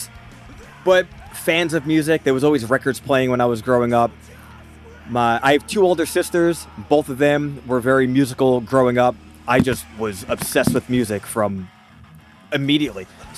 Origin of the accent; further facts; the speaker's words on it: Smithtown, New York, United States; also born or lived in Patchogue; now in Huntington, United States; I was born in Smithtown, went to high school and middle school and elementary school, all in Smithtown.